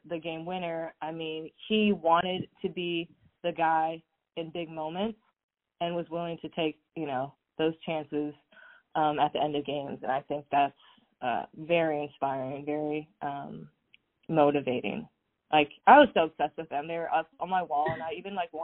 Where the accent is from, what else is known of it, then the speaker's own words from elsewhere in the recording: Southern California, United States; I grew up in Southern California